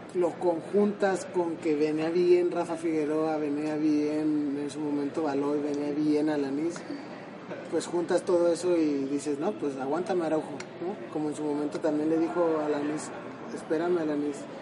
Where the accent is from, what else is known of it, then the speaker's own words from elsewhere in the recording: Guadalajara, Jalisco, Mexico; moved away; yo soy de Guadalajara